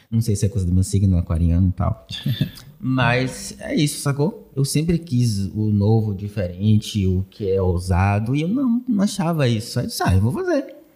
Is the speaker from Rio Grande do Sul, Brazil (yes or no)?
no; Pojuca, Bahia, Brazil; now in Salvador, Brazil; Eu sou de Pojuca e vim morar aqui em Salvador por conta da faculdade, do estágio e trabalho. E hoje eu vivo nessa cidade, né?